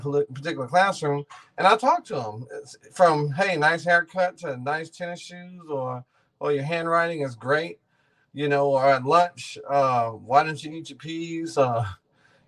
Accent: Missouri City, Texas, United States; I grew up in Ridgemont, you know, Missouri City, went to Missouri City, Willow Ridge

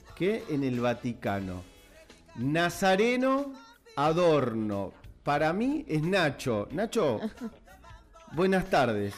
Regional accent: Mariano Acosta, Buenos Aires Province, Argentina; nosotros nacimos en Mariano Costa, que es una localidad del partido de Merlo

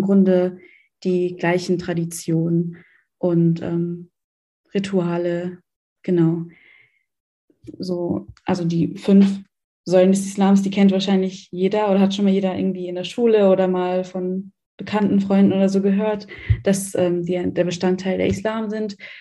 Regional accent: Germany; Ich bin in Deutschland geboren und aufgewachsen

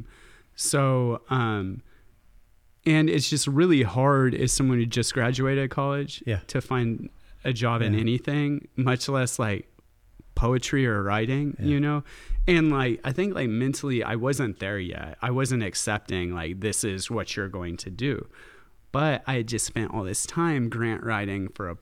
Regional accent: Texas, United States; my hometown I grew up with, in which has this, you know, very conservative reputation

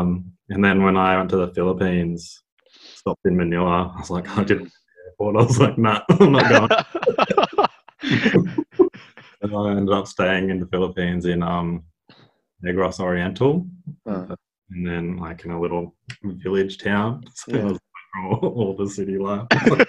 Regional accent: Lismore, New South Wales, Australia; also born or lived in Sydney / Gold Coast; So obviously I was born in Sydney, as I said before, but we moved when I was like maybe one or two. Moved the Northern Rivers here in Lismore. But I've always been close to the coast.

